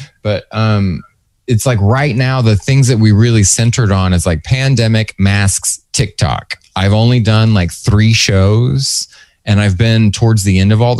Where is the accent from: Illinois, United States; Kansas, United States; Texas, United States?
Texas, United States; moved away; I am from Texas. I know a goddamn Winn-Dixie.